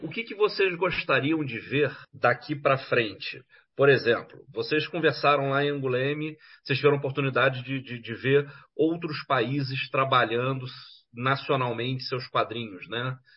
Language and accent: Portuguese; Brazil; moved away; como brasileiro